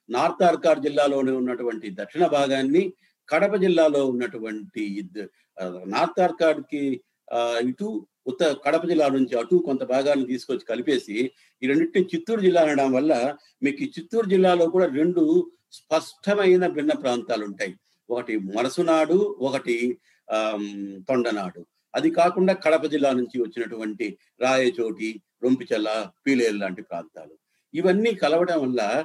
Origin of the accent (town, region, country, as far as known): Chittoor district, Rayalaseema, Andhra Pradesh, India; born or raised there